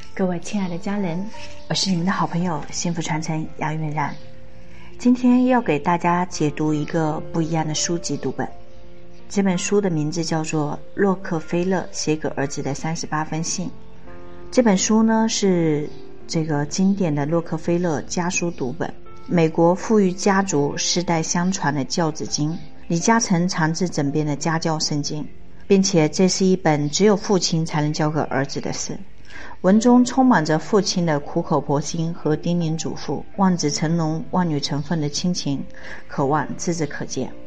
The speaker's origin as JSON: {"language": "Chinese", "country": "China", "said": "我们中国人"}